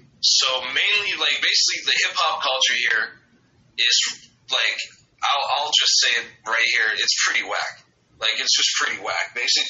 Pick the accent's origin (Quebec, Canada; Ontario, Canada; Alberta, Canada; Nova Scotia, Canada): Quebec, Canada; Basically, like, just as far as the whole, like, province of Quebec, it's like we have a beef with the rest of Canada because we're French and they're Engli